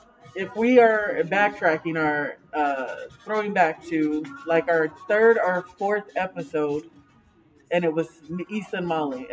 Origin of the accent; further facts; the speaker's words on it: New York, United States; Nigga, I'm from New York. New York. I'm trying to be out here with all the New York songs.